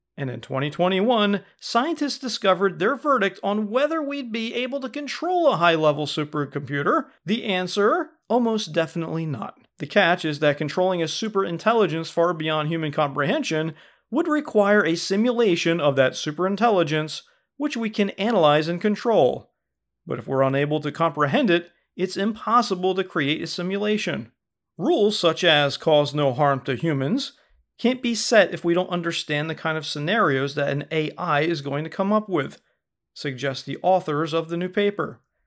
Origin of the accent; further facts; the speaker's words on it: United States; we say fall here in America